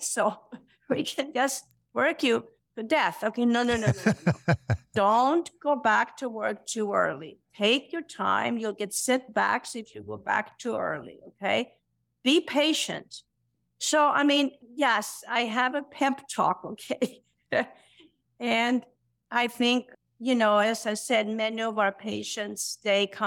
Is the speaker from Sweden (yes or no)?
yes; Sweden; moved away; I'm born and raised in Sweden